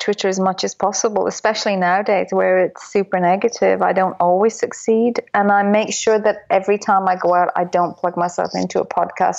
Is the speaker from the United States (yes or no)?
no; Dublin, Leinster, Ireland; I was brought up in Dublin, which I say is the storytelling capital of the world